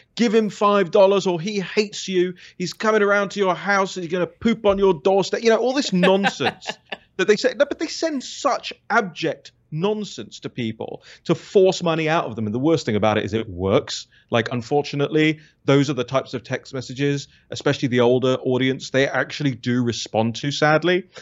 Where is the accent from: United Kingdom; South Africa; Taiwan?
United Kingdom; moved away as an adult; now in United States; my home country